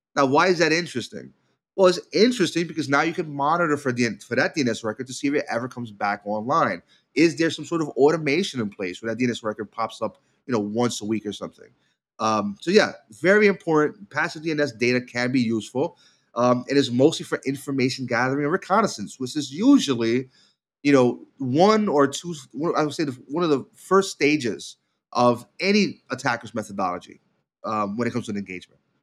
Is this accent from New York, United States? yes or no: yes; New York, United States; as a New Yorker and a, uh, lifelong Knicks fan